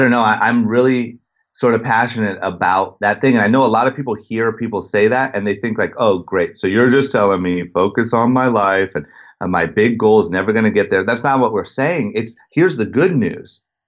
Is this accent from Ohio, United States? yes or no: yes; Akron, Ohio, United States; I grew up in outside of Akron, Ohio, in a super small town and was obsessed with skateboarding